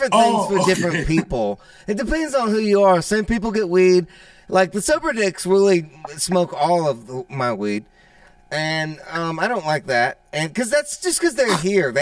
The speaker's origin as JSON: {"language": "English", "area": "New Orleans area", "region": "Louisiana", "country": "United States", "said": "I'm from New Orleans, or from area, south of Louisiana"}